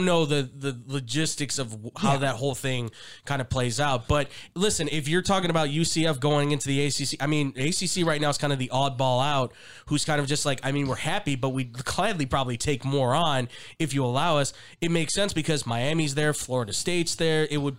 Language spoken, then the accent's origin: English; Scotland, United Kingdom; I'm Scottish. Sorry.